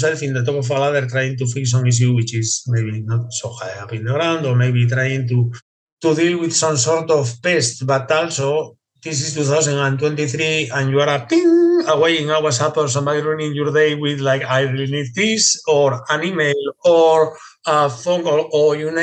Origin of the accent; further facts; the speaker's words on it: Asturias, Spain; now in United Kingdom; I'm from Asturias, Spain, which is in the north coast of Spain.